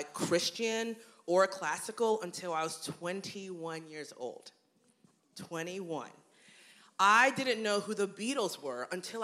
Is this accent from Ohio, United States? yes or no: yes; Cincinnati, Ohio, United States; now in Columbus, United States; I grew up in Cincinnati